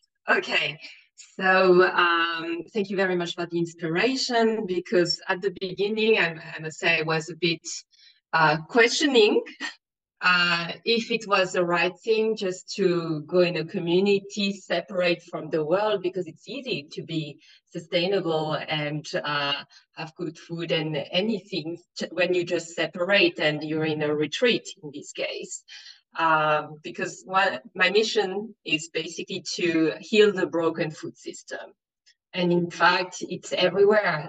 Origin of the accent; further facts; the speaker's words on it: China; also born or lived in France; now in Austria; Originally from China, but I'm French and I live in Austria